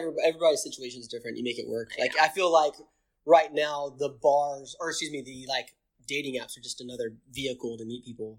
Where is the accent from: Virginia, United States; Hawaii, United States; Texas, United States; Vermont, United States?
Texas, United States; Dallas; moved away as an adult; also born or lived in San Francisco; now in Nashville, United States; I grew up in the Dallas area.